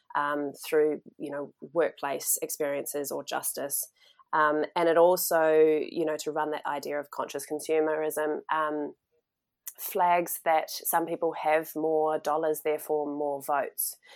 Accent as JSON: {"language": "English", "country": "New Zealand", "tie": "born or raised there", "also_born_or_lived": "Melbourne, Australia", "moved": "as an adult", "said": "when I was in my twenties, when I actually headed outside of New Zealand"}